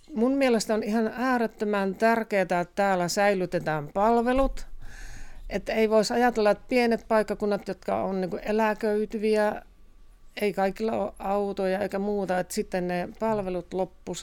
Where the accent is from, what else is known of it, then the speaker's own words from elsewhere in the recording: Joensuu, North Karelia, Finland; also born or lived in Kontiolahti; now in Tohmajärvi, Finland; olen Joensuusta. Tai syntynyt Kontiolahdessa ja Joensuusta sitten tänne, tänne muutettiin perheen kanssa